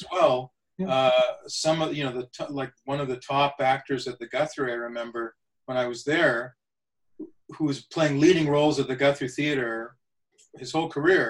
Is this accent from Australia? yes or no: no; Saskatoon, Saskatchewan, Canada; also born or lived in India; My family came to Canada when I was a year old. So I didn't have to learn a new culture. Growing up in Canada, being Canadian was my culture.